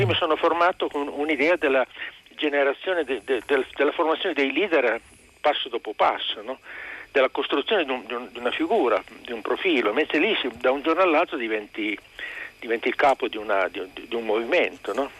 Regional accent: Turin, Piedmont, Italy; also born or lived in Asti; io sono torinese, sono artigiano, ma in realtà sono tor-, torinese. Quindi la mentalità piemontese

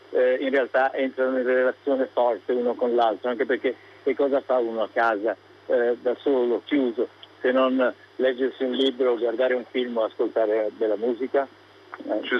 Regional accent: Naples, Campania, Italy; Io sono di Napoli

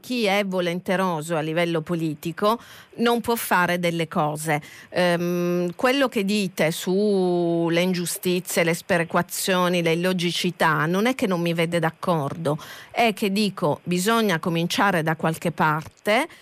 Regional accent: Catania, Sicily, Italy; lo dico da catanese

